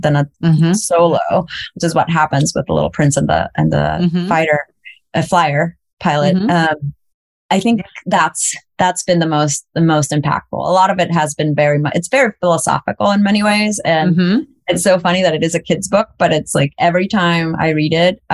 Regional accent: El Salvador; moved away; I grew up in El Salvador through the war.

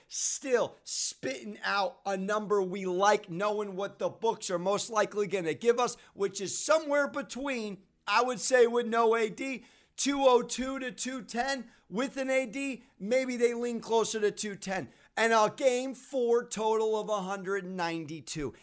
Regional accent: United States; I am an American

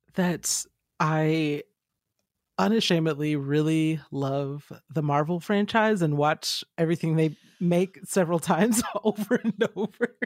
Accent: Georgia, United States; I grew up in Georgia

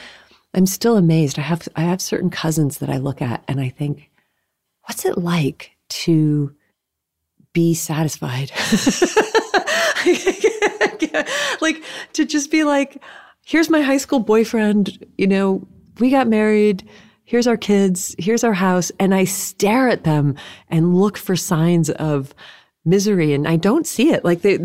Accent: Massachusetts, United States; I grew up in New England and in the Berkshires. It's really, really pretty there.

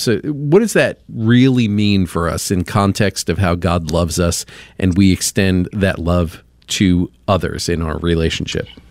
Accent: Long Island, New York, United States; now in Indianapolis, United States; Long Island over here.

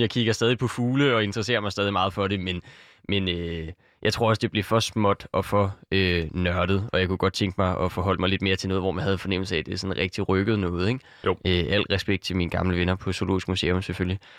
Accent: Copenhagen, Capital Region of Denmark, Denmark; jeg kommer her fra København og har boet hele mit liv

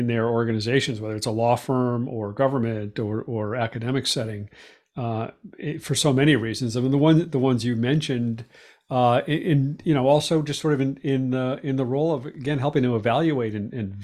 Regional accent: Boston, Massachusetts, United States; Boston because it's like my hometown

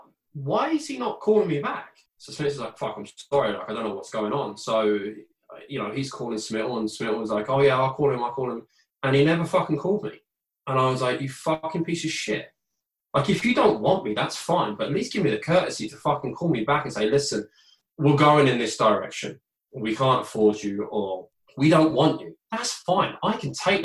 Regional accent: Bracknell, South East England, United Kingdom; moved away as an adult; also born or lived in Sheffield; I want to go back home. Home is Bracknell to me.

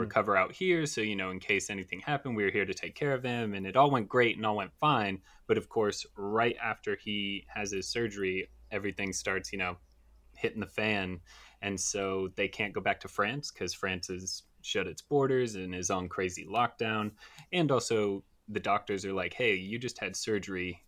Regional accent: United States; I'm American

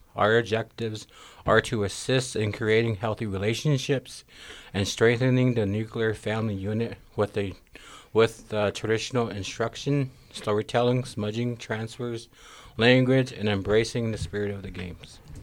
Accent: Great Falls, Montana, United States; also born or lived in Blackfeet Reservation, Montana; I was raised on the north backside of Red Blanket Hill, had to have waters to Cupping River drainage, and in the community of Great Falls

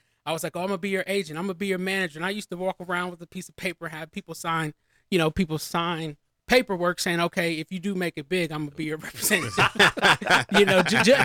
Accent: Columbus, Ohio, United States; growing up in Columbus, Ohio, you have no choice but to love the Ohio State University

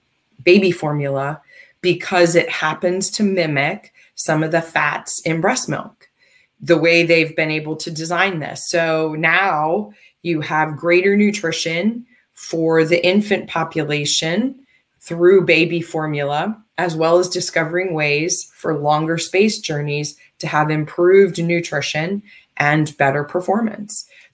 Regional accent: United States; but then again, I'm American. And I've lived most of my life here

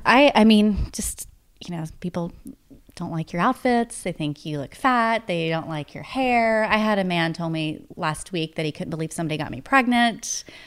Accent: East Tennessee, United States; now in Nashville, United States; I'm from East Tennessee, but my mom grew up in Nashville

